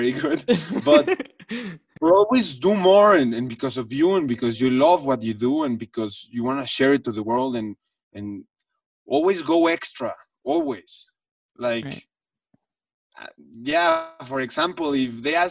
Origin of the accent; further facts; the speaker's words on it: Mexico City, Mexico; I come from the Jewish community in Mexico City, which that's where I grew up.